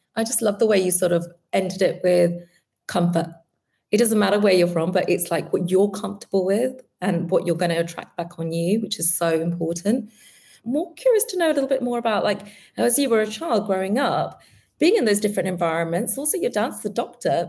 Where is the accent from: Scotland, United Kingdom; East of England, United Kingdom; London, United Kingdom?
London, United Kingdom; born and bred in London